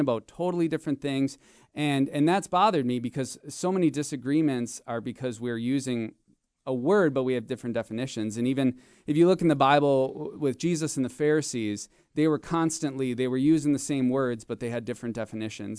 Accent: Marinette, Wisconsin, United States; I grew up in, in Northeast Wisconsin. I grew up in Marinette

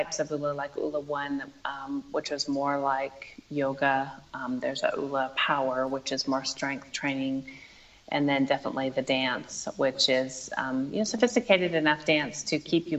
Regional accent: the American West, United States; I grew up in the American West, and it is part of my soul

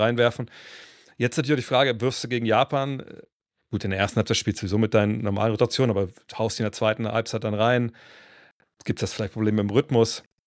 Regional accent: Cologne, North Rhine-Westphalia, Germany; bei uns in Köln damals

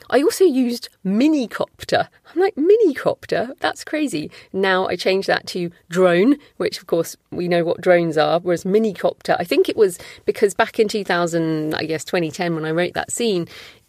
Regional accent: United Kingdom; I'm British

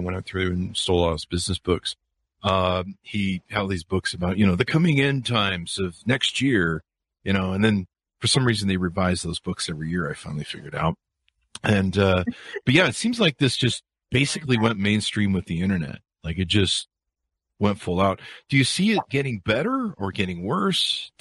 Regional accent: Utah, United States; also born or lived in California; I grew up in Utah in the Mormon cult

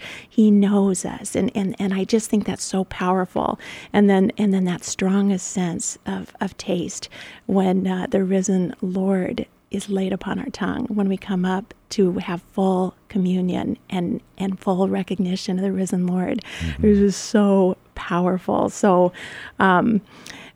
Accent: Grand Island, Nebraska, United States; moved away; Grand Island, my hometown

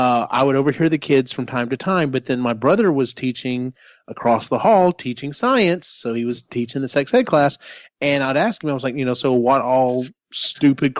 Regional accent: Central Texas, United States; growing up in Central Texas, being part of the Bible Belt

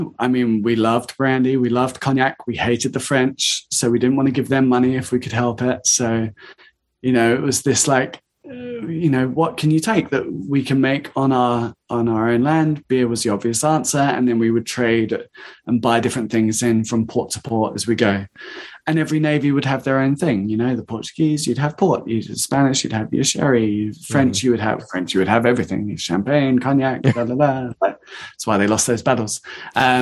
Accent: United Kingdom; we're British

